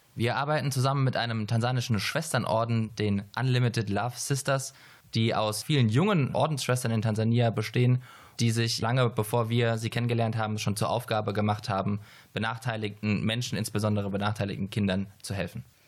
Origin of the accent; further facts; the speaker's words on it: Heidelberg, Baden-Württemberg, Germany; ich komme aus Heidelberg